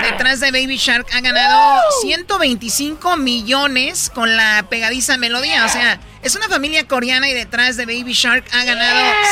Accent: Tepatitlán, Jalisco, Mexico; Soy de Tepa, fíjate.

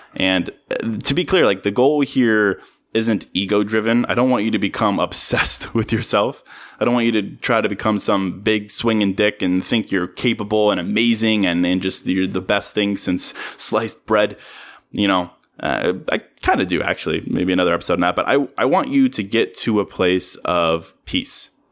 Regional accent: Virginia, United States; now in Chicago, United States; I'm from Virginia

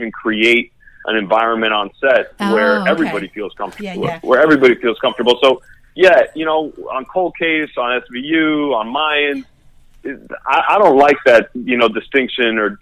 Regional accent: Miami, Florida, United States; moved away as an adult; also born or lived in New York; I grew up in Miami. I'm Miami born and raised. I didn't move out of Miami until graduate school

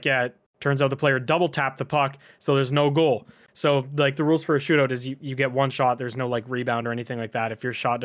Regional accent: Canada; I've been to a lot of hockey games throughout my life as a Canadian man

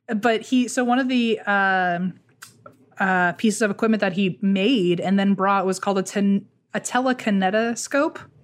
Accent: Fredericksburg, United States; Fredericksburg, that's my hometown

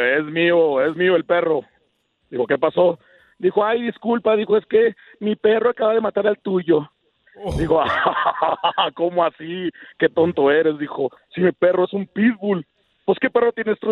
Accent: Ciudad Juárez, Chihuahua, Mexico; also born or lived in Tlahualilo, Durango; now in Denver, United States; Yo nací en un pueblito de Durango, se llama Tlahualilo Durango, pero me crié en Ciudad Juárez, Chihuahua

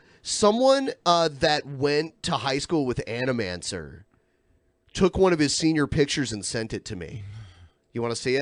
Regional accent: United States; now in Pacific Northwest, United States; I grew up on the border of Michigan and Ohio

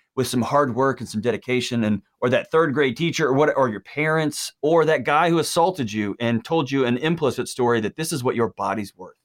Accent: Texas, United States; I was born in Texas

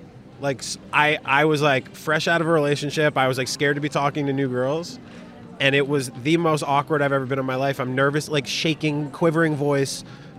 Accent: New York City, New York, United States; moved away as an adult; also born or lived in Dublin, Ireland; I'm from New York City, so for me, as big as Dublin is, Dublin's very tiny to me.

